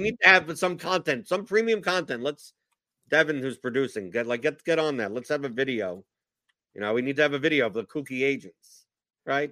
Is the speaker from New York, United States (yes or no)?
yes; Brooklyn, New York, United States; I, come from Brooklyn. I'm originally from Brooklyn